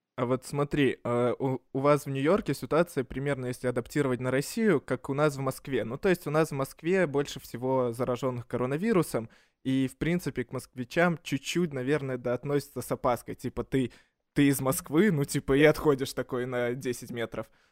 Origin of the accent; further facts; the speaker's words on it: Minsk, Belarus; now in Russia; я из Минска